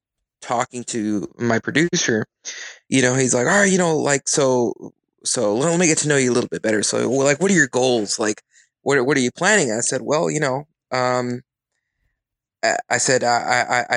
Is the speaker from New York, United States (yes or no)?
no; Corpus Christi, Texas, United States; I'm a musician from South Texas